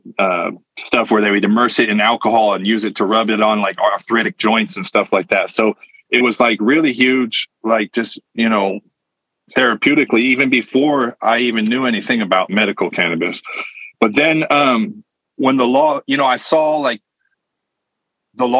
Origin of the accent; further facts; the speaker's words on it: Modesto, California, United States; I grew up in California, kind of immersed in like the cannabis culture in the early 90s